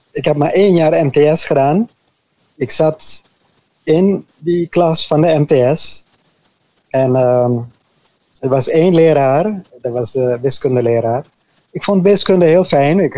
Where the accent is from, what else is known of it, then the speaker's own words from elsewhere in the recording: Arnhem, Gelderland, Netherlands; born there; also born or lived in French Guiana; Ja, ik ben geboren in Arnhem, Nederland. En toen ik drie maanden oud was, toen gingen mijn ouders voor het eerst de zending in. Eerst naar Frans-Guyana. Daar hebben we een jaar gewoond.